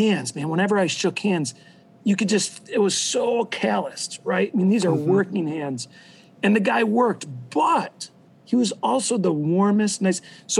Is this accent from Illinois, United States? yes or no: yes; Illinois, United States; So I grew up here in Illinois, but my mom's side of the family grew up in Wisconsin, and they had a big farm.